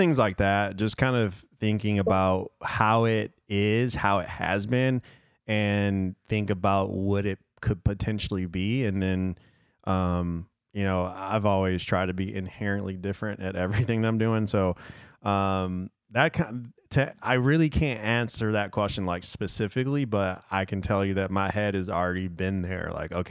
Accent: Detroit, Michigan, United States; I'm from Detroit

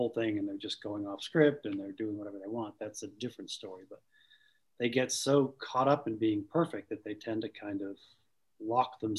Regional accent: Boston, Massachusetts, United States; accent: Boston; I lost my my severe Boston accent to the point now where I couldn't do it again if I wanted to.

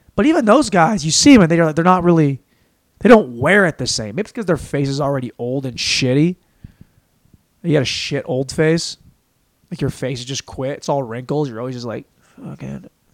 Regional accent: Washington, United States; moved away as an adult; also born or lived in Los Angeles; now in Austin, United States; we are from Washington State, went to Washington State

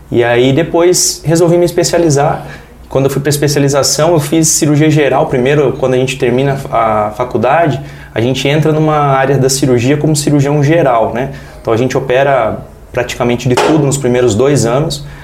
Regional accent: São Miguel, Brazil; mas a cidade que me deixa em casa, a minha cidade natal, onde eu tenho meus amigos de infância, minha família, é São Miguel.

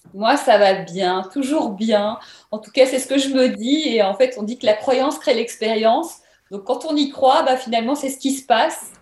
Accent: Belgium; moved away as an adult; now in Paris, France; venant de Belgique.

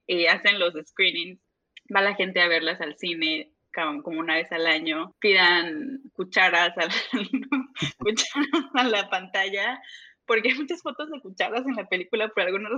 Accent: Veracruz, Mexico; moved away as an adult; also born or lived in Monterrey / Mexico City; now in United States; soy de Veracruz, eh, estudié

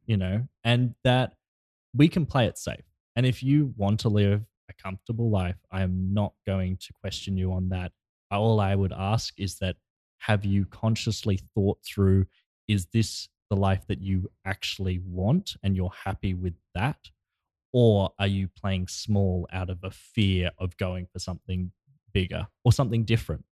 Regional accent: Australia; now in Los Angeles, United States; all the way from my home country.

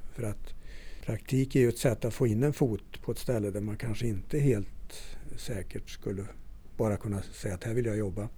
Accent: Torsby, Värmland, Sweden; moved away; also born or lived in Östersund / Stöllet; kommer ursprungligen från Torsby

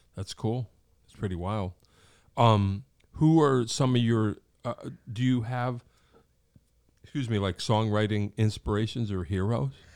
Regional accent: Wallingford, Connecticut, United States; when I was a kid growing up in Wallingford

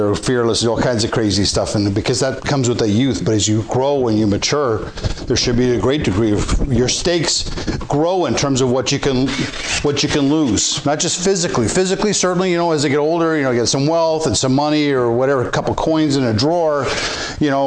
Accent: Canada

